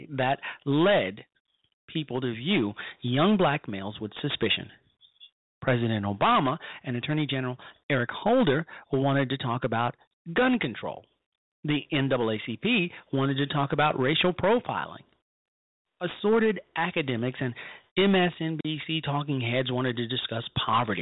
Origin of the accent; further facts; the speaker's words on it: Chicago, Illinois, United States; moved away as an adult; We all grew up in poverty in the Robert Taylor Homes of 4120 South Indiana